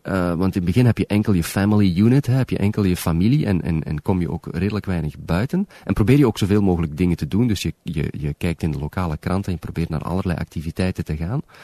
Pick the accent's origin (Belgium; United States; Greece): Belgium; moved away as an adult; also born or lived in Moncton, Canada; now in Toronto, Canada; Ik ben nooit uit België vertrokken met slaande deuren